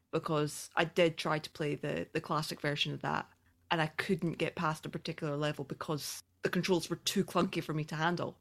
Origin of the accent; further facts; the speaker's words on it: Scotland, United Kingdom; accent: Scottish; I'm from Scotland.